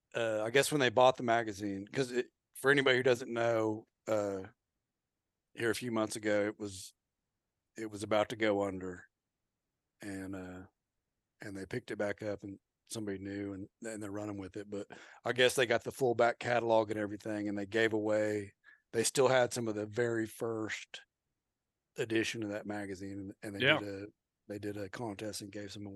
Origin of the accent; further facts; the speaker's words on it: Oklahoma, United States; And I'm from Oklahoma, so I got to throw out Ed Abel.